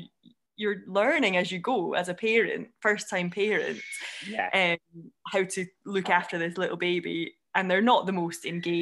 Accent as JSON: {"language": "English", "region": "Scotland", "country": "United Kingdom", "accent": "Scottish", "moved": "as an adult", "lives_now": "Oxfordshire, United Kingdom", "said": "I'm Scottish"}